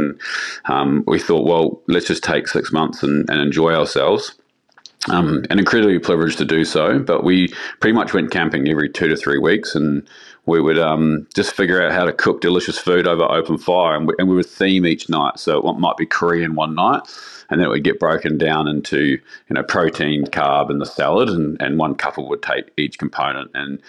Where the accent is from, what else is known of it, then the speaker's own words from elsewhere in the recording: New Zealand; it's always lamb for me, being a Kiwi